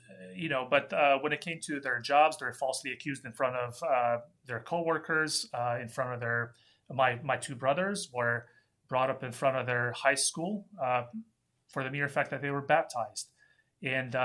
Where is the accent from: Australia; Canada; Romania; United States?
Romania; moved away; I grew up in Romania, and we came here in 1983 when Romania was still a communist country